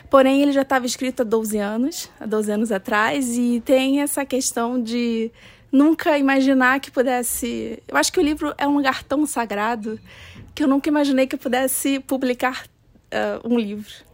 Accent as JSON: {"language": "Portuguese", "region": "Rio de Janeiro", "country": "Brazil", "said": "eu vim do Rio de Janeiro"}